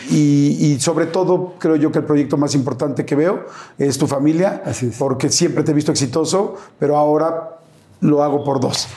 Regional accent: Mexico; soy mexicano

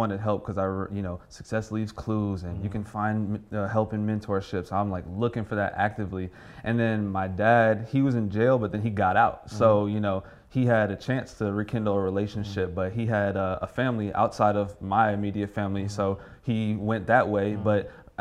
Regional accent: Houston, Texas, United States; I'm from Houston

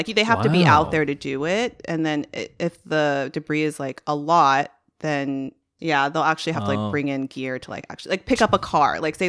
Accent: United States; at least as an American, you're waking up at a weird time to enjoy a motorsport.

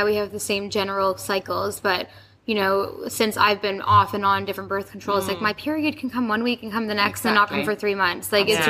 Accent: Canada; now in United Kingdom; I'm from Canada.

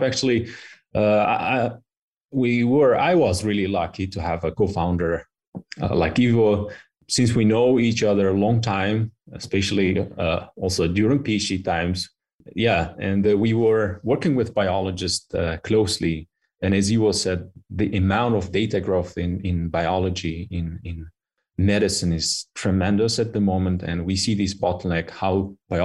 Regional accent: Kyrgyzstan; moved away as an adult; also born or lived in Istanbul, Turkey; now in Switzerland; I did my high school in my home country, Kyrgyzstan. Then I moved to Istanbul for my bachelor

